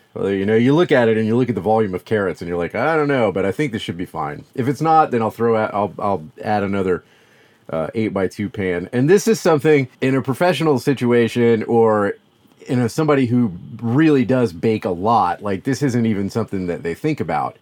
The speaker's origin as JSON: {"language": "English", "region": "the South", "country": "United States", "said": "I'm from the South"}